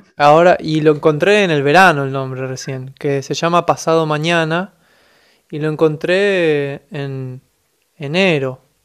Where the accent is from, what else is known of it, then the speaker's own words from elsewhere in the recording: Buenos Aires, Argentina; soy de Buenos Aires, Argentina